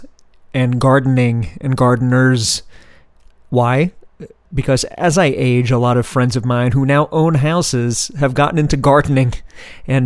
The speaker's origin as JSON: {"language": "English", "town": "New York City", "region": "New York", "country": "United States", "tie": "born or raised there", "said": "I grew up in New York City"}